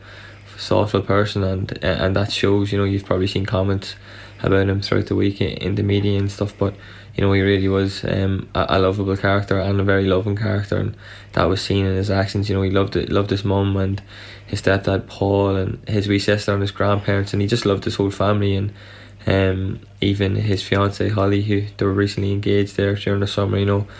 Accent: Dundalk, Leinster, Ireland; we went to Gaelscoil Dundalgan together

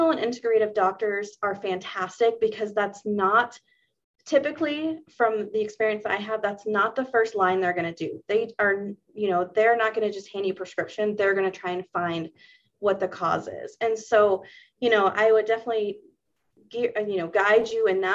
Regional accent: the South, United States; I grew up in the South

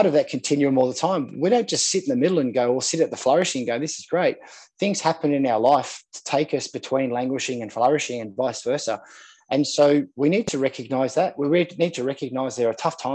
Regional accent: Sydney, New South Wales, Australia; I grew up in Manly. on Manly Beach here in Sydney

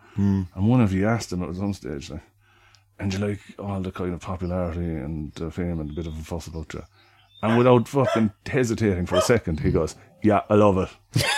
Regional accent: Midleton, Munster, Ireland; I'm from Middleton

